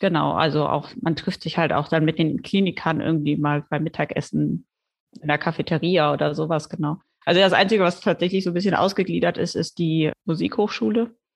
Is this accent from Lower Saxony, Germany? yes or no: no; Düsseldorf, North Rhine-Westphalia, Germany; moved away as an adult; also born or lived in Duisburg; now in Lübeck, Germany; ich komme ursprünglich tatsächlich aus Düsseldorf, bin auch zur Schule gegangen